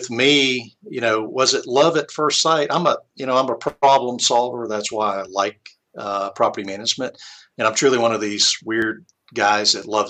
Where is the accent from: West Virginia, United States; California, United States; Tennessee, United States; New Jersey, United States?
West Virginia, United States; now in Alabama, United States; I'm originally from West Virginia.